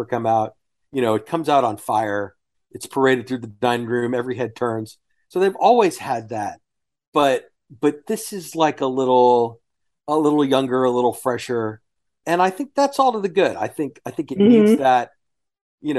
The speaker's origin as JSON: {"language": "English", "town": "Houston", "region": "Texas", "country": "United States", "tie": "born or raised there", "said": "as a family growing up in Houston"}